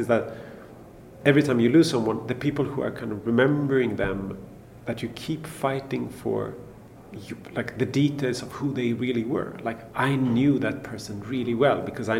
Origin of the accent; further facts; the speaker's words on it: Stockholm, Stockholm County, Sweden; English is a second language; I was born and raised in Stockholm. I love my hometown